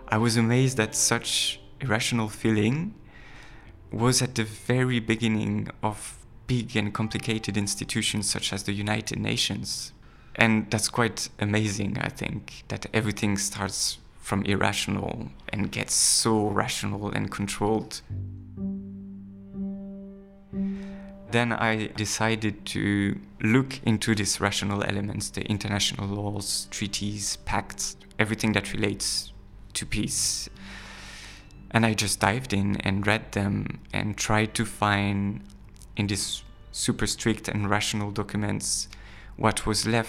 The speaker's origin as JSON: {"language": "English", "country": "France", "moved": "yes", "said": "I'm from France."}